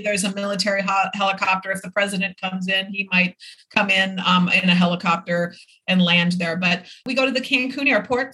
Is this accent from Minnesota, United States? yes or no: yes; Minneapolis, Minnesota, United States; moved away as an adult; also born or lived in Irvine, California / Florida; now in Isla Mujeres, Mexico; my hometown in Minneapolis